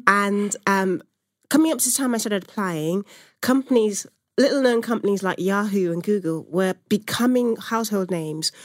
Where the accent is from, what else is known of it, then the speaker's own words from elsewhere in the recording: Nigeria; moved away; I'm from Nigeria originally